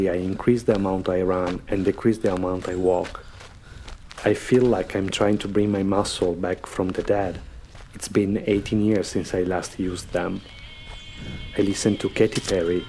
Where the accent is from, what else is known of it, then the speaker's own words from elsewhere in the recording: Verona, Veneto, Italy; English is a second language; moved away as an adult; now in Rome, Italy; Verona, my hometown